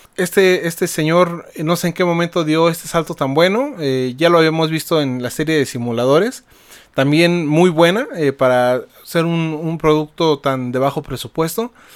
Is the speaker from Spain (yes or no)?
no; Mexico